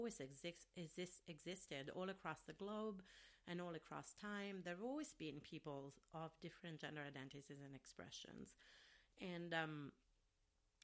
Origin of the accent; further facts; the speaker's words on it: Rome, Lazio, Italy; English is a second language; now in Minneapolis, United States; I'm from Rome, Italy, so in the area where I'm from originally